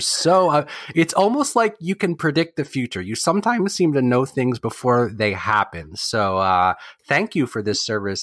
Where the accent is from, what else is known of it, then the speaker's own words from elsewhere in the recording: Wilmington, Delaware, United States; now in Chapel Hill, United States; I was raised in Wilmington, Delaware by proud Jews who love Israel